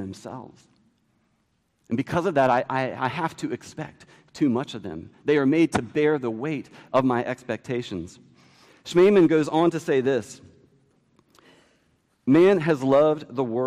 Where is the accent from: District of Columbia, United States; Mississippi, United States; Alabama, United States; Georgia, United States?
District of Columbia, United States; D.C.; Growing up near Washington, D.C.